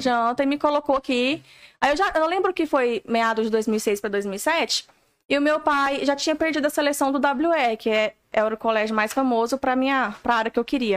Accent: Paraúna, Goiás, Brazil; moved away as an adult; Eu vim lá da Paraúna. Se procurar no mapa, dá trabalho.

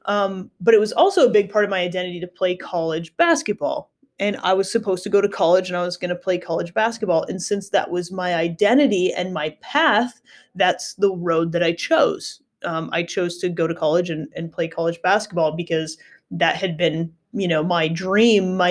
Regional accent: United States; I grew up in the States

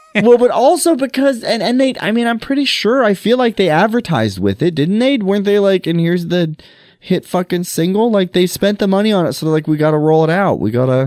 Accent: Montana, United States; I grew up in Montana

